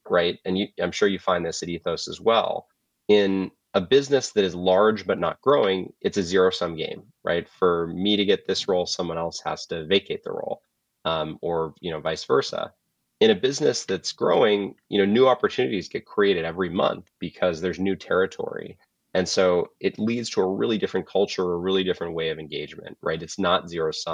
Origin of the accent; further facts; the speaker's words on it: Colorado, United States; moved away; I'm from Colorado originally